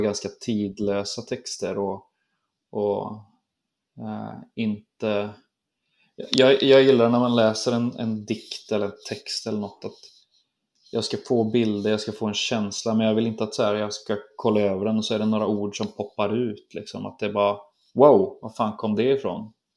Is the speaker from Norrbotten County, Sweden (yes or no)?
no; Trollhättan, Västra Götaland, Sweden; lilla pojken från Trollhättan